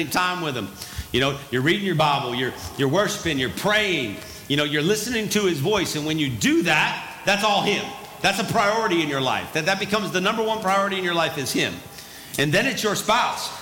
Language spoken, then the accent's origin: English; the North, United States; moved away; also born or lived in the South; I'm not originally from the South. I'm from the North, so I talk faster.